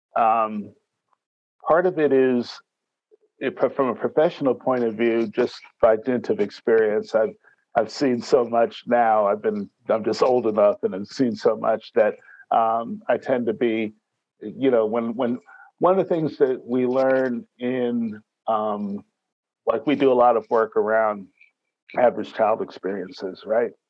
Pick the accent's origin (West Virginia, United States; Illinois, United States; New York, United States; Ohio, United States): New York, United States; also born or lived in Miami / Detroit / San Jose / Washington, D.C.; now in Northern California, United States; I'm a New Yorker